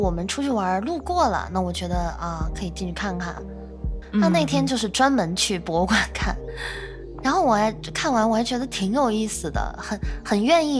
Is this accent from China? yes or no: yes; North China, China; 因为我是北方人，但是我在南方也生活过挺长的一段时间